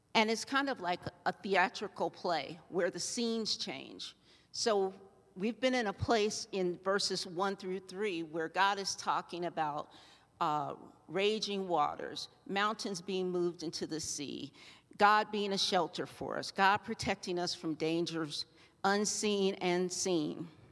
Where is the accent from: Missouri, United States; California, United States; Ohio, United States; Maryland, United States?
Ohio, United States; now in Colorado, United States; I grew up in Ohio